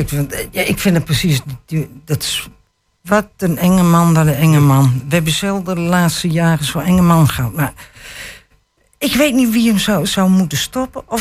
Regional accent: Apeldoorn, Gelderland, Netherlands; moved away; En ik ben in Apeldoorn geboren.

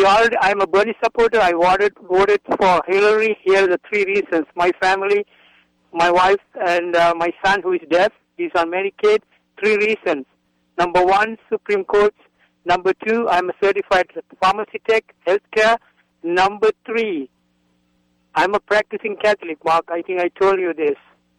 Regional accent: Sri Lanka; now in New Mexico, United States; I'm from New Mexico. I'm a U.S. citizen from Sri Lanka.

